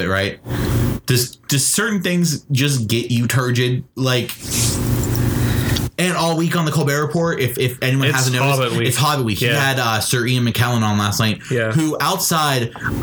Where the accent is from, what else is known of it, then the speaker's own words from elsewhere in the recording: Ireland; as an Irishman